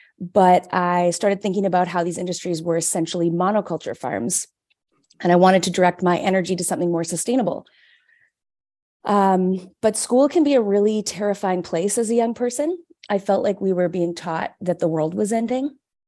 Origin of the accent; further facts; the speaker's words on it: Vancouver, British Columbia, Canada; now in Toronto, Canada; my local college where I grew up in Vancouver